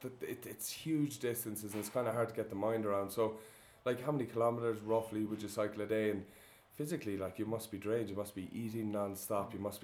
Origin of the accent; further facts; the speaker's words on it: Limerick, Munster, Ireland; now in Quito, Ecuador; when they're from your hometown Limerick